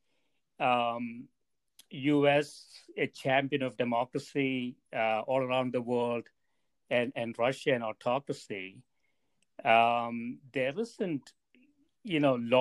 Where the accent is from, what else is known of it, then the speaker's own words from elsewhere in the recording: South India, India; moved away as an adult; now in United States; I grew up in South India. I spent almost half my life in India and the other half here in the U.S.